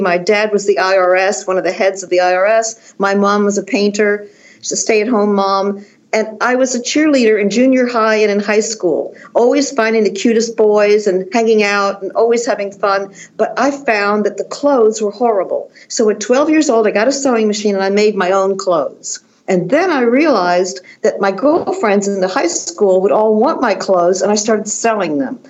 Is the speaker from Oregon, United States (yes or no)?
no; Washington, District of Columbia, United States; moved away as an adult; also born or lived in Chevy Chase, Maryland / Paris; I'm from Washington D.C.